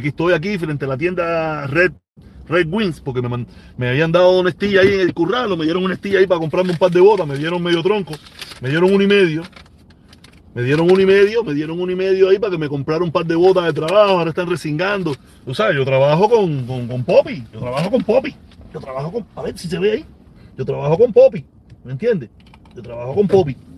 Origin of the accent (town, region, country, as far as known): Cuba